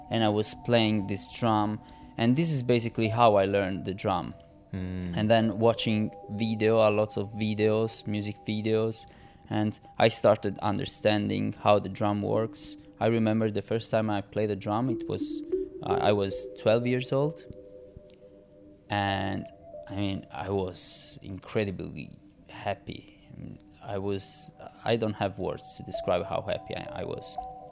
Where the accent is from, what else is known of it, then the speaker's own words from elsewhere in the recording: Catania, Sicily, Italy; moved away as an adult; now in Izmir, Turkey; I am from Sicily